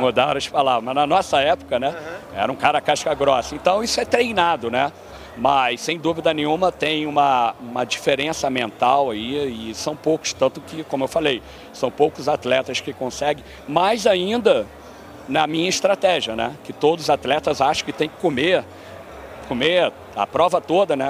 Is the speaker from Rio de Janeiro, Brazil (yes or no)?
yes; Rio de Janeiro, Brazil; moved away as an adult; also born or lived in New Jersey, United States; now in Florida, United States; do Rio, sou do, do Rio